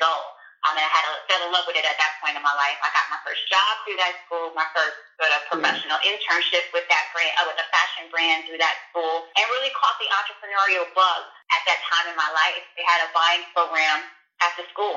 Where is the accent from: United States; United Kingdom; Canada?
United States; New York City, New York; I'm originally from Brooklyn, New York, Bed-Stuy, Brooklyn, you know, home of Jay-Z.